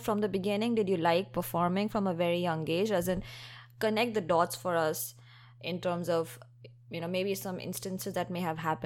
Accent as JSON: {"language": "English", "country": "India", "tie": "born or raised there", "moved": "yes", "said": "I grew up in India"}